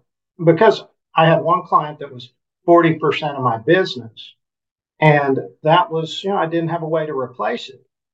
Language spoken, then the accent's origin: English; Enid, Oklahoma, United States; Enid's my hometown where we live, small city